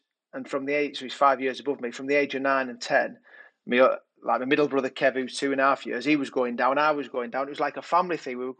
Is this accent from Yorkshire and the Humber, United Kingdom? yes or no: yes; Yorkshire and the Humber, United Kingdom; growing up in Yorkshire with two older brothers, Andy and Kev